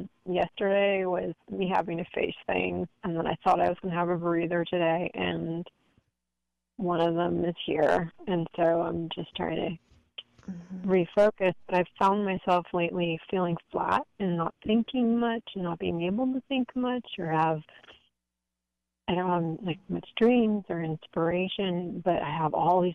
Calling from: San Francisco, California, United States; I'm calling from the San Francisco area.

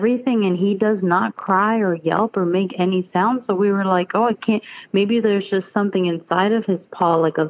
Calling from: Lakeland, Florida, United States; I'm from Lakeland, Florida.

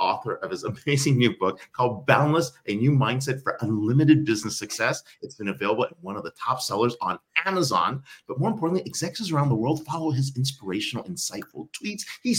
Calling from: Mumbai, Maharashtra, India; I'm live here from Bombay.

